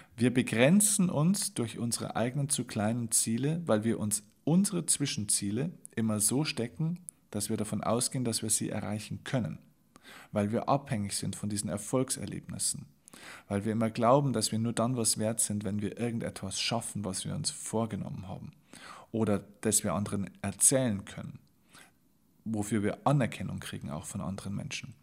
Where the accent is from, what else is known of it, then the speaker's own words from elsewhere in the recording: Vilsbiburg, Bavaria, Germany; in meine Heimatstadt, das ist die Stadt Vilsbiburg